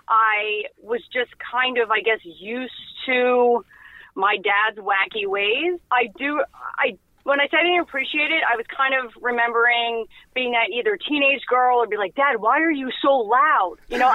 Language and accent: English; California, United States; born there; also born or lived in Buffalo / New Jersey; I was born out in California. And then I remember living in Buffalo. We came home to New Jersey in the off seasons.